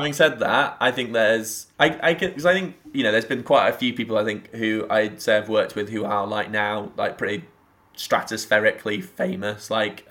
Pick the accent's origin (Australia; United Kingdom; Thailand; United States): United Kingdom; England; But I'm like an English person who absolutely affects a Scottish lil, because I think it's a lovely accent.